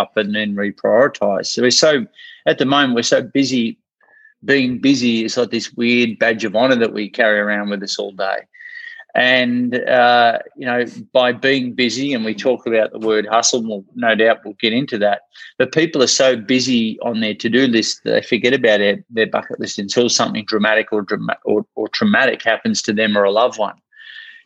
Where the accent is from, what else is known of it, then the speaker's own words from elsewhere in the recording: Australia; accent: Australian; also born or lived in Ocean Grove, Victoria; I'm from Australia, hence the accent.